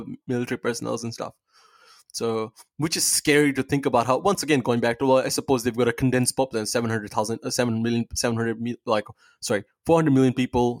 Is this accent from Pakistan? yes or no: yes; Pakistan; now in Australia; I'm from Pakistan.